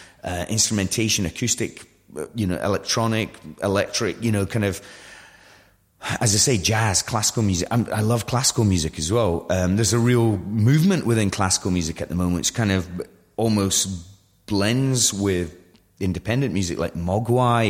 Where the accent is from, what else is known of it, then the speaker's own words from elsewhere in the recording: Kingsbarns, Scotland, United Kingdom; I grew up in the East Nuke of Fife near St Andrews, in a little village called King's Barnes